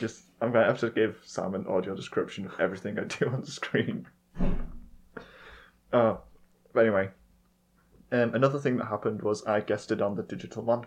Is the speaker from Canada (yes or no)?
no; United Kingdom; I'm British